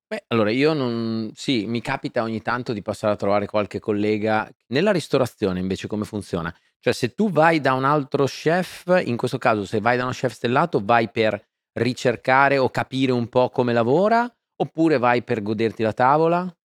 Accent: Faenza, Emilia-Romagna, Italy; Sono nato a Faenza e sono un romagnolo doc.

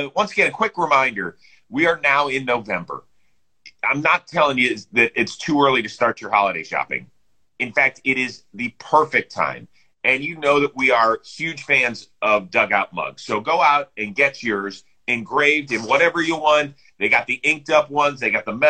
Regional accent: Cleveland, Ohio, United States; I am from Cleveland, Ohio

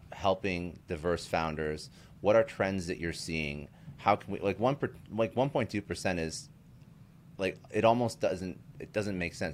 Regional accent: Canada; I'm Canadian

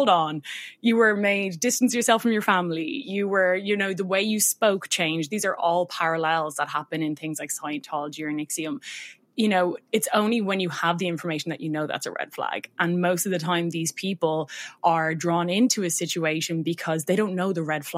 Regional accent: Ireland; accent: Irish; I'm Irish, if anyone hasn't guessed by my accent.

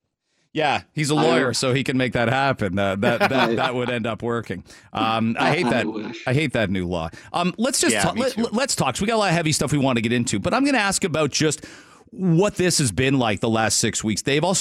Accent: Canada; It's a short week for our friends listening over the border. But we're Canadian.

